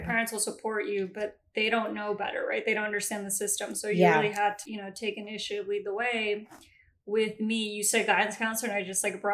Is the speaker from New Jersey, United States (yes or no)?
yes; Newark, New Jersey, United States; I grew up in Newark